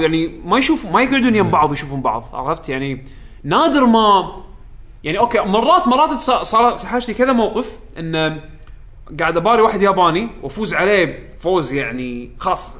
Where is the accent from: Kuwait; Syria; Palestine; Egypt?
Kuwait; عندنا بالكويت